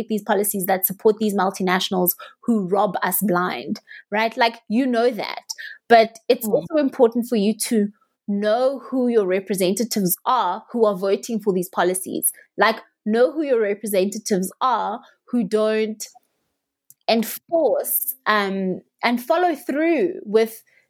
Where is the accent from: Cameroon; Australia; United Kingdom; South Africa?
South Africa; I as a South African